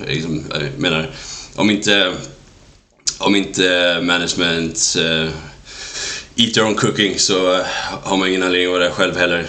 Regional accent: outside Gothenburg, Västra Götaland, Sweden; moved away as an adult; växte upp i en liten eh, håla utanför för Göteborg

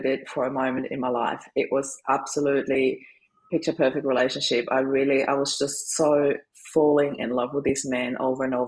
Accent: Austria; moved away as an adult; now in Australia; I'm originally from Austria. I always put that up front because people always wonder about my accent. Was born in Austria, moved to Australia in 2004

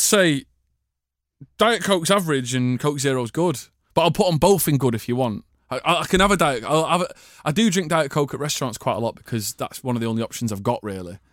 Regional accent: Manchester, North West England, United Kingdom; we're both from Manchester

